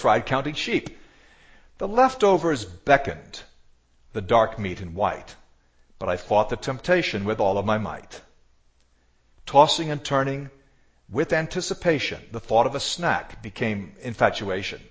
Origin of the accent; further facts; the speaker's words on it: United States; Growing up in the United States myself